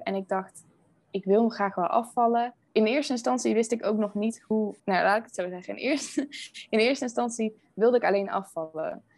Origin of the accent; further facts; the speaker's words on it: Veldhoven, North Brabant, Netherlands; moved away as an adult; now in Rotterdam, Netherlands; Ik kom uit Veldhoven, dat ligt uh, eh, dichtbij Eindhoven